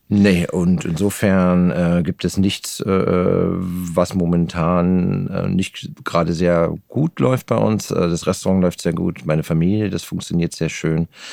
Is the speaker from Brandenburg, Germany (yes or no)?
yes; Geltow, Brandenburg, Germany; also born or lived in Babelsberg / Potsdam; now in Berlin, Germany; die ersten Jahre in Babelsberg, später ganz kurz äh, in Potsdam in Nähe der Kliniker Brücke am Heiligen See äh, aufgewachsen und den Rest meiner Kindheit habe ich in Geltow verbracht